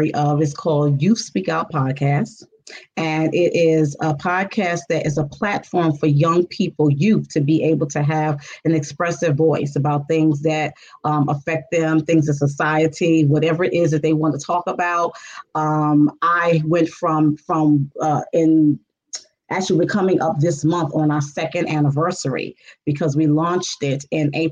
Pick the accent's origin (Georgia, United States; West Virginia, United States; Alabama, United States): Georgia, United States; Stone Mountain; also born or lived in New York City; I am from Atlanta, Georgia, specifically Stone Mountain, Georgia